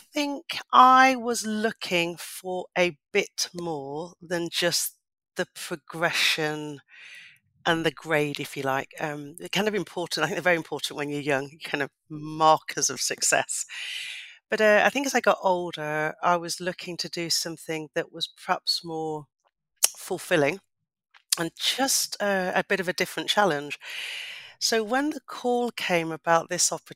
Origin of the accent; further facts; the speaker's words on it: Leicester, East Midlands, United Kingdom; I come from Leicester, come from a council estate in Leicester, from a single parent family with my mum and my sisters